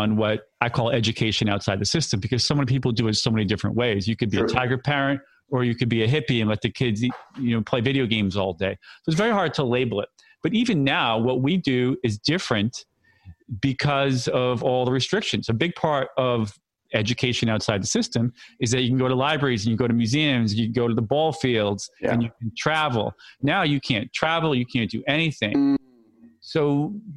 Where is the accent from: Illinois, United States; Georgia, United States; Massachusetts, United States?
Massachusetts, United States; moved away as an adult; also born or lived in Philadelphia, Pennsylvania; now in New York City, United States; I grew up in Massachusetts